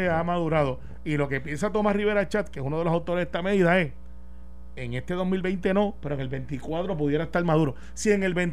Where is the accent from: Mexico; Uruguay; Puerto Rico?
Puerto Rico; Yo soy puertorriqueño.